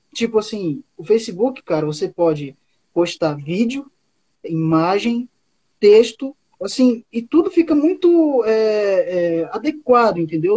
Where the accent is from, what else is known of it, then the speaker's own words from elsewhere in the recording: Boca do Acre, Amazonas, Brazil; now in Acre, Brazil; eu moro no Acre, só que eu não sou acriano, eu sou amazonense. Eu nasci no município do Amazonas que curiosamente se chama Boca do Acre